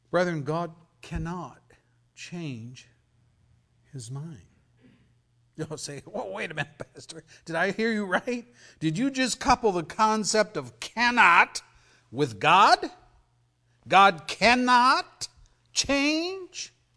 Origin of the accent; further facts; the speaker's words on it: Pennsylvania, United States; moved away; When I was a kid growing up in Pennsylvania, our town had the Susquehanna River flowing through.